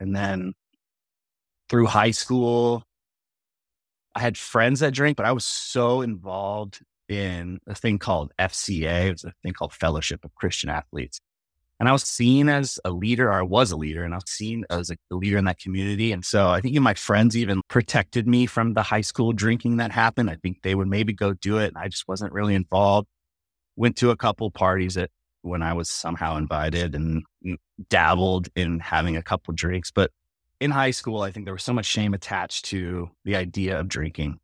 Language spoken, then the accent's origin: English; Mission Viejo, California, United States; I grew up in Orange County, pretty, like, working class